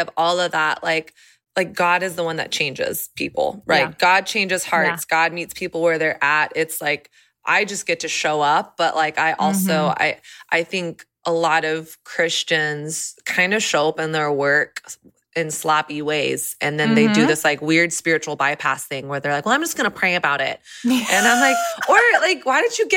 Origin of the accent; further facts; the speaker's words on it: the South, United States; now in Nashville, United States; I grew up in the South